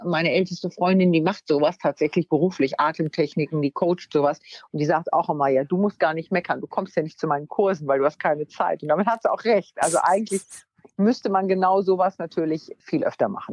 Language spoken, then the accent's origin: German; Wunstorf, Lower Saxony, Germany; ich bin aufs äh, Gymnasium gegangen in Wunstorf, also da, wo ich herkomme, in Niedersachsen